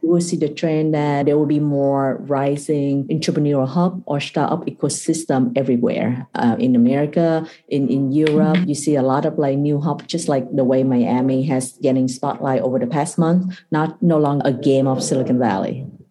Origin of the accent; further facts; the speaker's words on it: Vietnam; moved away as an adult; also born or lived in Kentucky / Singapore; I was born and raised in Vietnam.